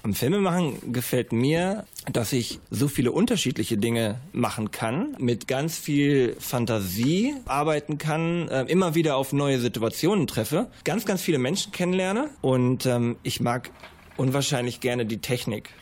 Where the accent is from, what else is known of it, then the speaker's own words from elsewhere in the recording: Bielefeld, North Rhine-Westphalia, Germany; Ich komme aus Bielefeld und bin Regisseur und Kameramann